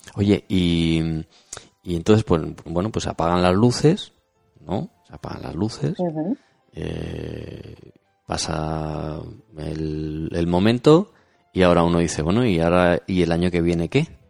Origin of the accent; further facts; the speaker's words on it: Spain; nosotros somos españoles